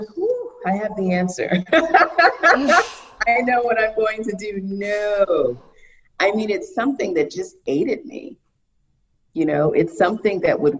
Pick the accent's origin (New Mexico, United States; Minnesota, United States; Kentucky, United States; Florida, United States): Florida, United States; Miami; I'm from Miami